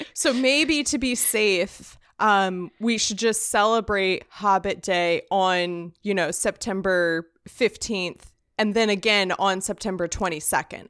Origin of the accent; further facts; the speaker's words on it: United States; I, as an American